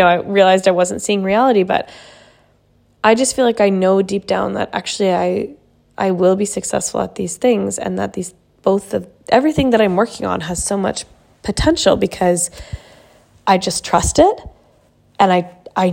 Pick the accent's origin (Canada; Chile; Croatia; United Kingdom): Canada; now in Sweden; I'm from Canada, but I live in Sweden, and I've lived in a few countries before this